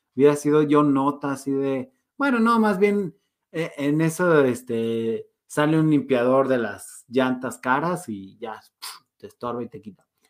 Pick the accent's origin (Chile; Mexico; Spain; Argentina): Mexico; somos mexicanos